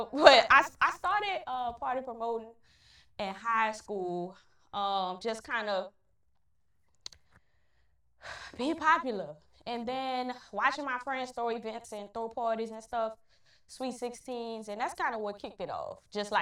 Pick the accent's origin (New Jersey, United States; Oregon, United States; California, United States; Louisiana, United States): Louisiana, United States; New Orleans; Where I'm from New Orleans East, born and raised.